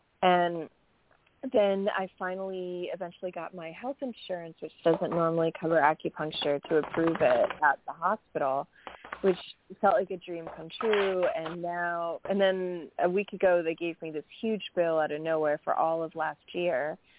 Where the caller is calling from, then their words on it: New York, United States; Hi, … from New York.